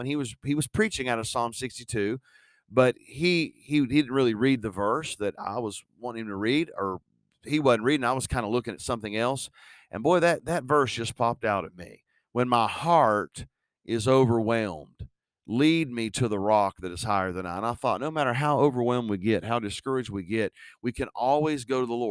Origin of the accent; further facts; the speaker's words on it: West Virginia, United States; I'm from West Virginia